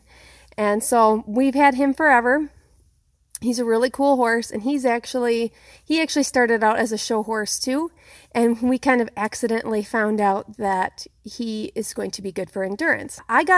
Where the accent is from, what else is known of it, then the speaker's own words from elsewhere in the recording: Sundance, Wyoming, United States; I'm from Sundance, Wyoming, in the northeast corner of the state at the edge of the Black Hills